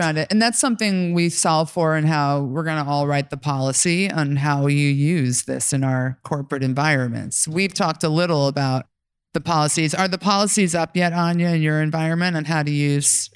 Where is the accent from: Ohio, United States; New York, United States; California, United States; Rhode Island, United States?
New York, United States; I'm from New York